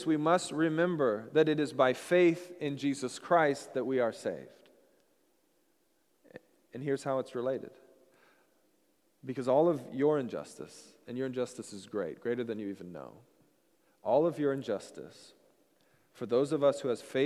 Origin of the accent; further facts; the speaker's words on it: Washington, United States; moved away; also born or lived in Colorado; I grew up in Washington, so I was an ocean and a lake guy